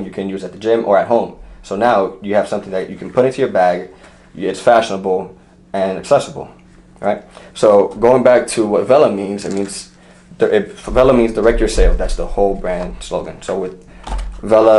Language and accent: English; New York, United States; I'm from New York, and I got to see a lot, I was exposed to a lot